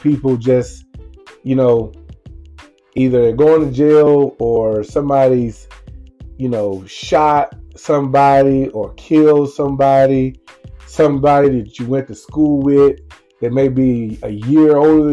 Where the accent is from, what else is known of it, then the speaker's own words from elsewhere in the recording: Lumberton, Mississippi, United States; my hometown of Lumberton, Mississippi